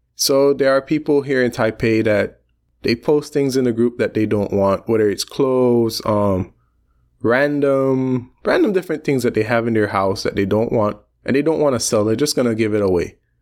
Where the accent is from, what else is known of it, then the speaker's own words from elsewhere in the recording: Belize; I come from Belize